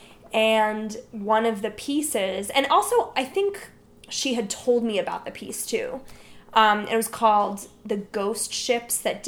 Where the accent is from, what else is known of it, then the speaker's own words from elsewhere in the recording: New Jersey, United States; I grew up in New Jersey